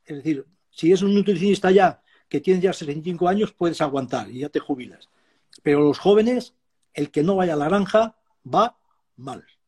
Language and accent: Spanish; Extremadura, Spain; Yo soy extremeño y mm. tenía entonces tenía ovejas